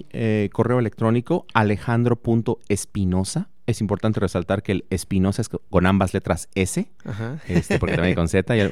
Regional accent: Morelia, Michoacán, Mexico; now in Celaya, Mexico; yo soy de Morelia, Michoacán

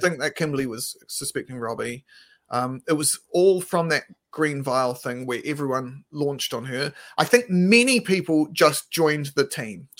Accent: Christchurch, Canterbury, New Zealand; moved away; we're both from Christchurch originally.

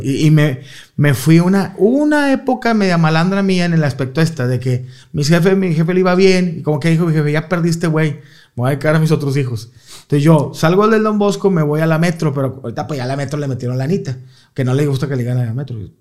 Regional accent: Guadalupe, Nuevo León, Mexico; Yo soy allá de la Lindavista, en Guadalupe

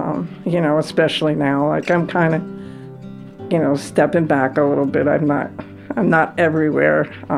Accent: Stamford, New York, United States; Born and raised in Stanford. I live 1 mile from where I was born, from the hospital where I was born. I've been here, except for college, pretty much my whole life.

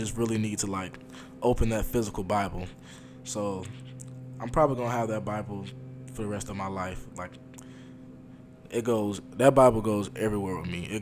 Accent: Montgomery, Alabama, United States; I grew up in Montgomery, Alabama, and my home church back home is Maggie Street

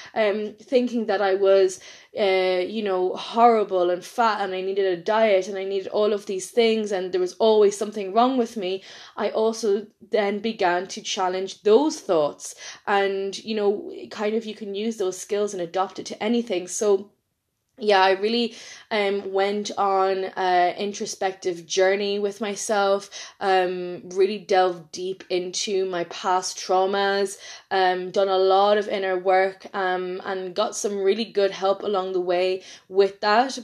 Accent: Ireland; accent: Irish; I'm from Ireland

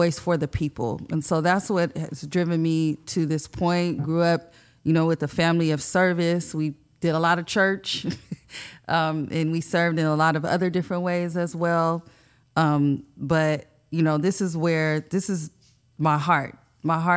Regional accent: San Diego, California, United States; also born or lived in Bonita, California; I grew up in Paradise Hills.

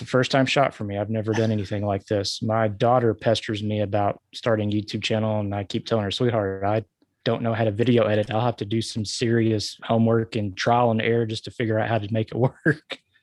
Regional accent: Arkansas, United States; born or raised there

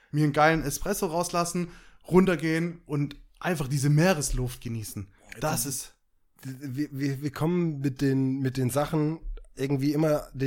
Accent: Germany; Ich bin halt Deutscher.

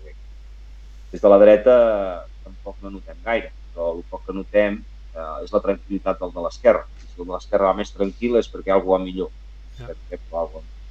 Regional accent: Catalonia, Spain; jo sóc català

